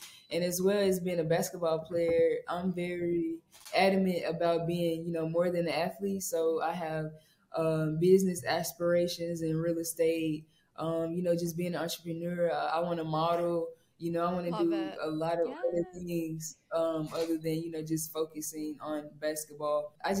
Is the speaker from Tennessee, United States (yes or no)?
yes; Memphis, Tennessee, United States; now in Baton Rouge, United States; I think I'm going to get the key to the city in Memphis. So let's go. Yeah, I can't wait to go back to my hometown.